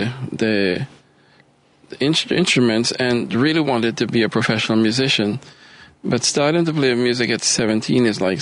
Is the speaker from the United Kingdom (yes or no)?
no; Trinidad & Tobago; moved away as an adult; also born or lived in Maryland / Charlotte; now in Chicago, United States; I am originally from Trinidad and Tobago in the Caribbean